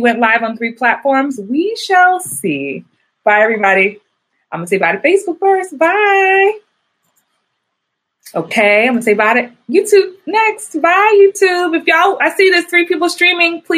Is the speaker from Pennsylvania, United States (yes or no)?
no; New York, United States; I guess I'm from New York